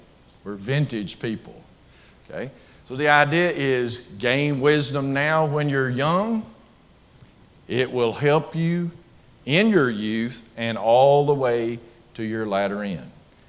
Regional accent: Bethel, United States; trust me, I'm from Bethel, and a tornado warning would basically put me under the floor. Okay, because the F5 tornado that came through here in 2011 hit the church building that I used to preach at.

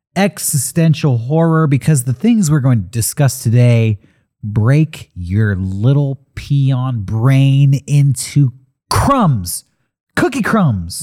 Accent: United States; as an American

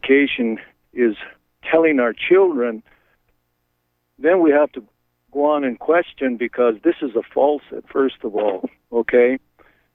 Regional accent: Appleton, Maine, United States; I'm from Appleton, Maine

